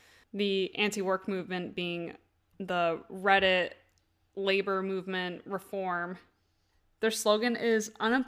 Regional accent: Vermont, United States; I am from Vermont.

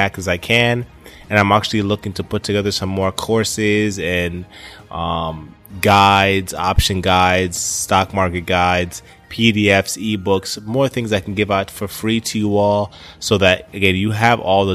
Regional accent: Poughkeepsie, New York, United States; now in Florida, United States; I spent most of my time growing up in New York, Poughkeepsie, New York

